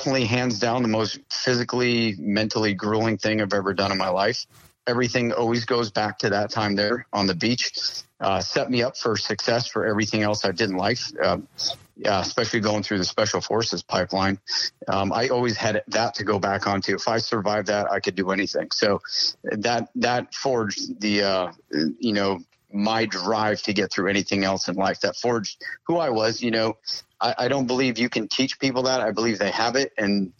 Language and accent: English; Maine, United States; moved away as an adult; I grew up in Maine